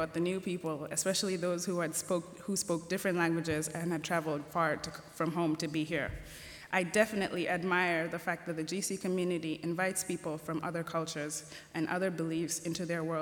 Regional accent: Nairobi, Kenya; moved away as an adult; now in Goshen, United States; I am from Nairobi, Kenya

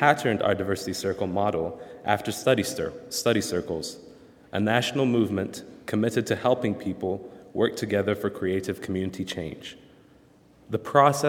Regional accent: the South, United States; moved away; I was from a southern state

